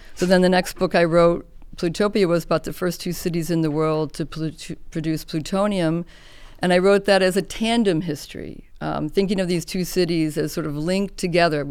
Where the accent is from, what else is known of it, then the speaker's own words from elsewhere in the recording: Chicago, Illinois, United States; I grew up in Chicago.